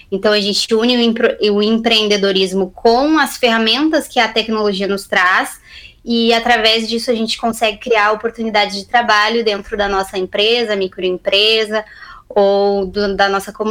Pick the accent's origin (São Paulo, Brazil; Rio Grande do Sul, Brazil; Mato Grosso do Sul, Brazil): Rio Grande do Sul, Brazil; Camaquã; anteriormente, quando eu saí de Camacuã, como muitas pessoas que moram aí na cidade, né, eu fui inicialmente fazer faculdade de nutrição na Universidade Federal de Pelotas